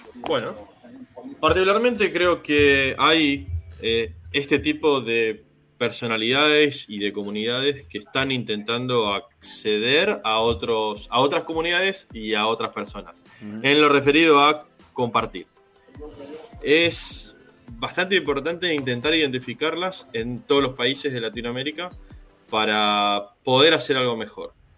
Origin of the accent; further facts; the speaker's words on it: Buenos Aires North, Argentina; ni siquiera somos del sur, somos de Buenos Aires Norte